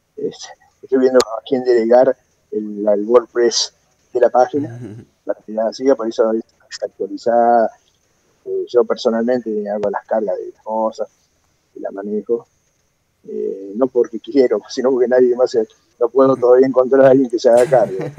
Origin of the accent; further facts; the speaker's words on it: Salta, Argentina; yo soy meramente un sense medio gordito, salteño